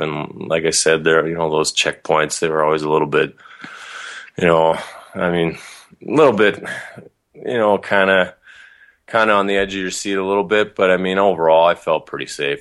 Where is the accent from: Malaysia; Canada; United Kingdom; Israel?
Canada; Calgary, Alberta; also born or lived in Idaho / Kentucky; I grew up in Calgary.